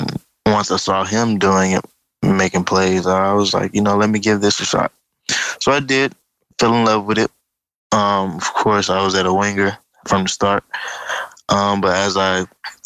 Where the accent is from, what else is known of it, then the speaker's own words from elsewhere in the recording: Atlanta, Georgia, United States; also born or lived in Miami, Florida; I was born in Miami, Florida, but raised in Atlanta, Georgia.